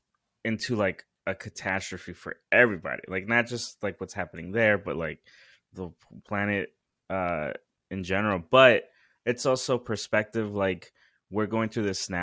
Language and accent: English; West Coast, United States; when I grew up on the West Coast